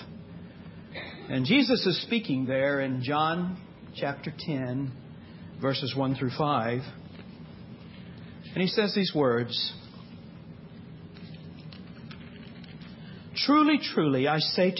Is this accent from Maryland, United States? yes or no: no; Texas, United States; moved away; We grew up in Texas, and we grew up Baptist. Now, we long ago escaped Texas.